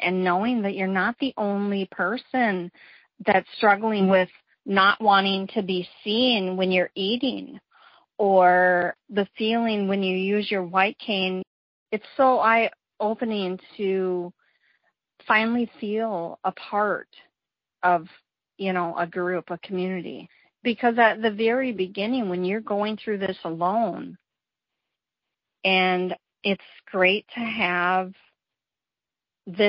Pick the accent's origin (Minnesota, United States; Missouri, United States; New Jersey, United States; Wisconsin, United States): Minnesota, United States; Minneapolis; moved away as an adult; now in Tennessee, United States; I'm originally from Minneapolis, Minnesota, and I've just recently moved. I'm in Tennessee right now